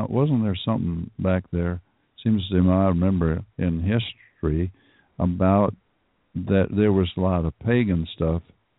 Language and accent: English; the South, Southern United States, United States; No, I'm just from down south.